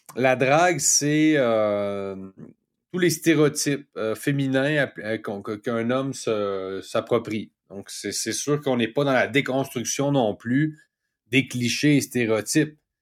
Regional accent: Quebec City, Quebec, Canada; moved away as an adult; also born or lived in Mexico; je suis de Cap-Rouge, je suis de Québec

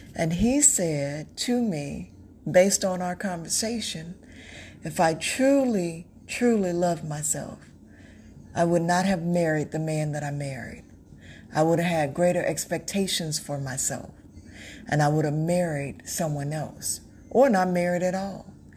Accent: North Carolina, United States; moved away as an adult; also born or lived in Texas; now in Florida, United States; I'm from North Carolina. Um, I live in Florida now, but I'm from North Carolina by way of Texas.

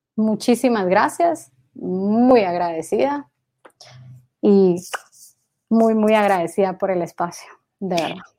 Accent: Guatemala; yo nunca salí de Guatemala, todo lo construí desde acá.

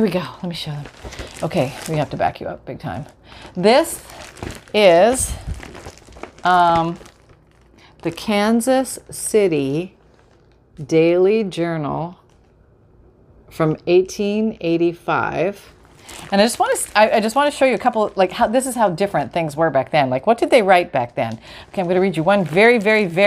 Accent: Canada; moved away; I'm Canadian

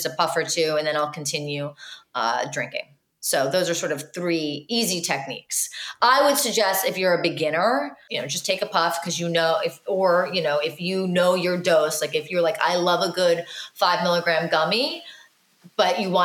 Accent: New Jersey, United States; I grew up in New Jersey.

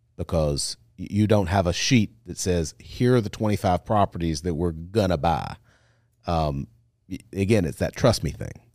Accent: Monroe, Louisiana, United States; now in Baton Rouge, United States; I grew up in Monroe

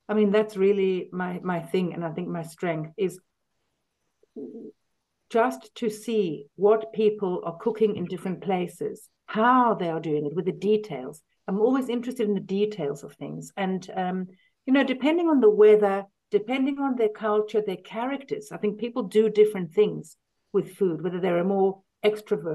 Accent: South Africa; moved away; also born or lived in London, United Kingdom; I was born in London, but we lived in South Africa then from when I was about four.

